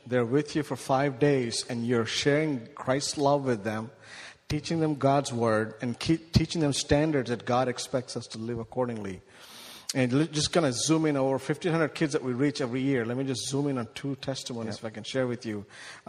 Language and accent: English; India; now in United States; 480 million children who are 18 years young live in our country, live in my home country in India. That's way beyond what we have in U.S.